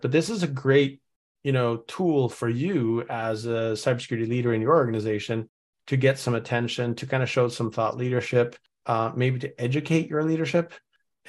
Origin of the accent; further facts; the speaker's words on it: Norway; now in United States; I'm originally from Norway